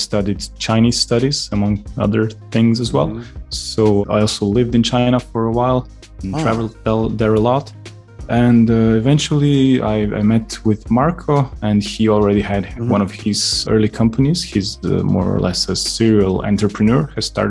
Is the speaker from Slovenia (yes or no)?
yes; Slovenia; moved away as an adult; now in London, United Kingdom; originally I come from Slovenia, a small country next to Austria and Italy here underneath the Alps.